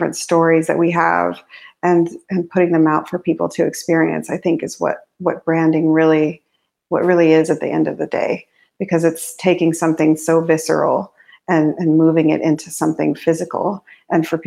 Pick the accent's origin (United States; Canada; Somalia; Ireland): United States; New Mexico; also born or lived in Navajo Nation; I grew up in New Mexico. And in my early life, I lived in the Navajo Nation